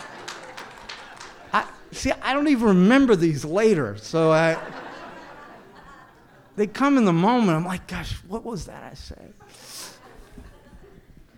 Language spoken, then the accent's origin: English; the South, United States; now in New York, United States; I grew up in the South